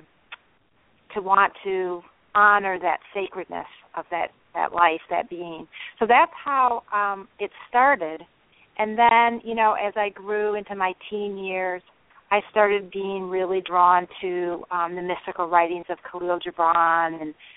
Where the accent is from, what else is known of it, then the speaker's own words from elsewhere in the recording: Michigan, United States; I grew up in Michigan in the Midwest